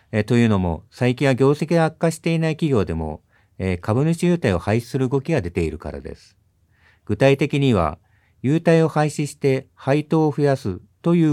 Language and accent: Japanese; Adachi, Tokyo, Japan; 東京の足立区です